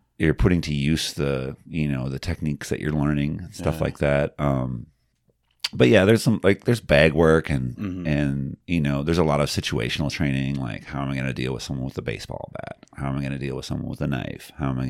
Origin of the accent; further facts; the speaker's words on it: South Dakota, United States; I grew up in the Black Hills.